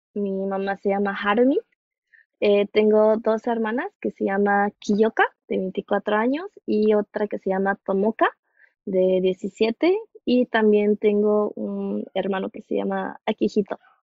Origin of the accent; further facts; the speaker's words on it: Mexico; de donde yo soy, este, no suele ser muy frío nuestro invierno